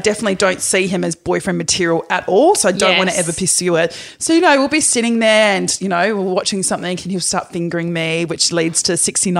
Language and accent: English; Perth, Western Australia, Australia; moved away; I'm originally from Perth.